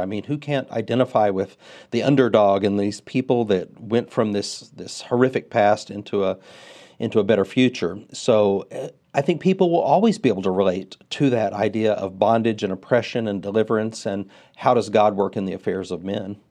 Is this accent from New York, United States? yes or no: no; Texas, United States; As a Texan